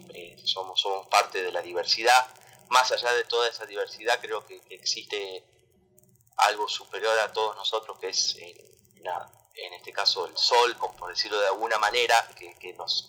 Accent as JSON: {"language": "Spanish", "region": "Tucumán", "country": "Argentina", "moved": "yes", "said": "yo soy de allá de Tucumán."}